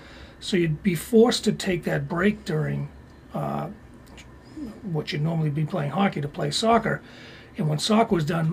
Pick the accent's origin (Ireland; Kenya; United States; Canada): United States; Stoneham, Massachusetts; Growing up in Stoneham, in Massachusetts